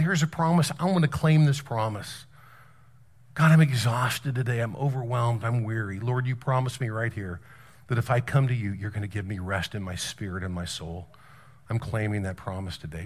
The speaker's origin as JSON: {"language": "English", "region": "South Carolina", "country": "United States", "said": "I'm on a mission trip here and we're from South Carolina"}